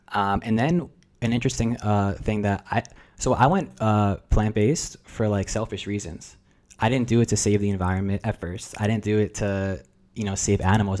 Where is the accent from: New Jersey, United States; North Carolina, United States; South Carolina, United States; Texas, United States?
New Jersey, United States; first language Russian; English is a second language; moved away as an adult; now in San Diego, United States; I'm a first generation American. And that was a unique experience growing up, like, in New Jersey with Russian parents